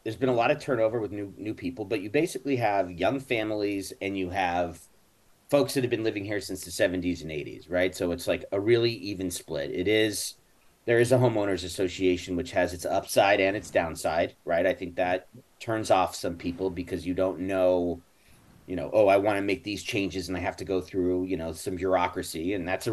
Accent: Los Angeles, California, United States; I grew up in Benedict Canyon

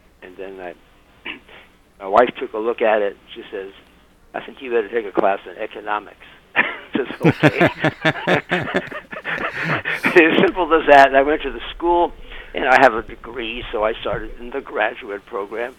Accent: San Francisco, California, United States; I'm from San Francisco

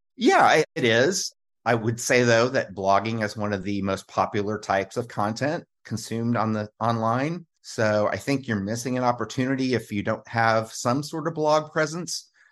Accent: Kansas City, United States; I grew up in the Kansas City area

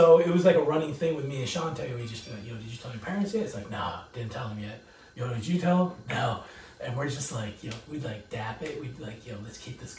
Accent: Oceanside, California, United States; also born or lived in Nevada; I'm from Oceanside.

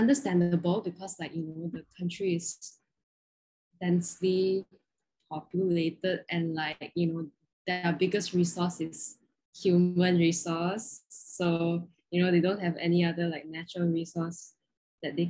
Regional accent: Malaysia; accent: Malaysian; moved away as an adult; I'm Malaysian

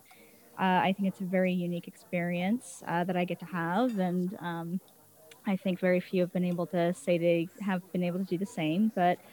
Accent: Utah, United States; moved away as an adult; also born or lived in Oregon; now in Arizona, United States; I'm originally from Utah, grew up there

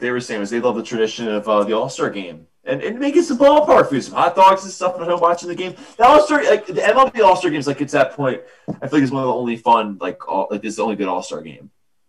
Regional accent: Philadelphia, Pennsylvania, United States; accent: Philadelphia; Of course, I have my Philadelphia accent

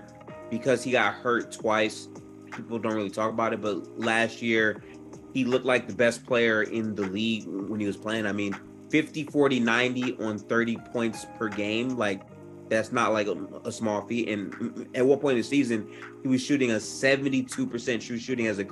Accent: Detroit, Michigan, United States; I'm from Detroit

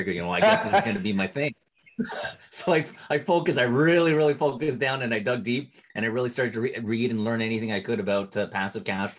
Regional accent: Toronto, Ontario, Canada; I was born and raised here in Toronto.

